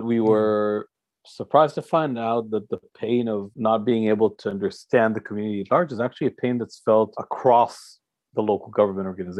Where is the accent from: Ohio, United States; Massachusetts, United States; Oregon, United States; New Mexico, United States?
Massachusetts, United States; Boston; now in Tel Aviv, Israel; I was born in Boston